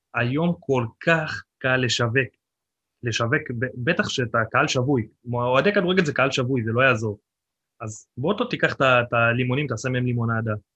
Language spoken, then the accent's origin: Hebrew; the Krayot, Haifa District, Israel; now in Nesher, Israel; אני לא חיפאי, אני במקור קרייתי